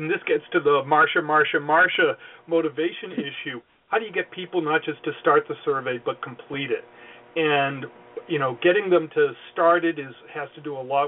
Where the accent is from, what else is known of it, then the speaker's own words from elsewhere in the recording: Boston, Massachusetts, United States; I'm from Boston, I got to say it right